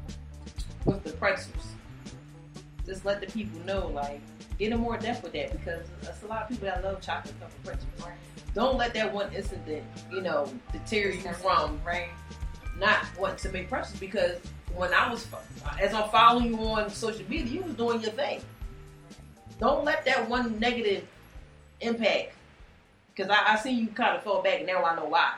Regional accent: Philadelphia, Pennsylvania, United States; I was born and raised in Philly

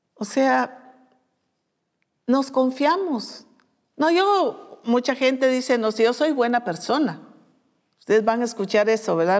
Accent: Guatemala; como decimos nosotros en Guatemala

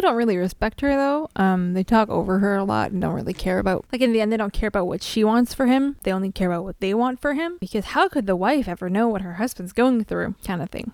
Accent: French Canada, Canada

